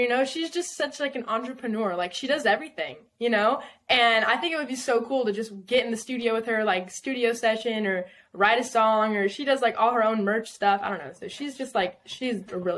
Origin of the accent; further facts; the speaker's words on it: Southern California, United States; moved away as an adult; also born or lived in Texas / Nashville; I'm originally from Southern California, like an hour north of San Diego. Like wine country.